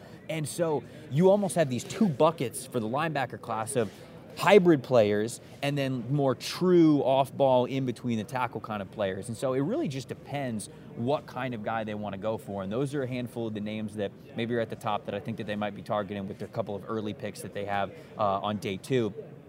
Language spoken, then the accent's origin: English; Tampa Bay, Florida, United States; I come from Tampa Bay. I used to cover the Tampa Bay Buccaneers.